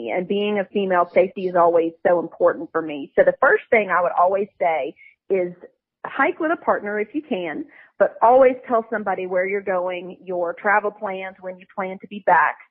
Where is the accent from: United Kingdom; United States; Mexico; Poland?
United States; the South; also born or lived in Fort Mill, South Carolina; now in Greer, United States; I'm born and raised in the South.